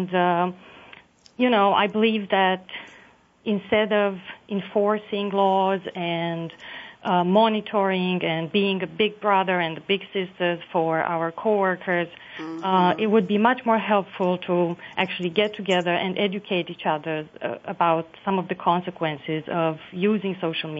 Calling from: Montreal, Quebec, Canada; I'm calling from Montreal, the old port of Montreal, actually.

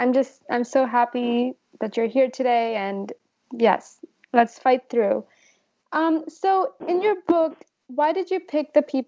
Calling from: California, United States; I'm calling in from California.

